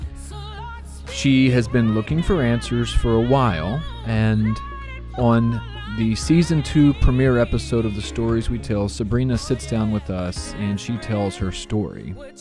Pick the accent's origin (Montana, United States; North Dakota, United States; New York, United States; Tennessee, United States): Tennessee, United States; Jackson; born and raised in Jackson, like myself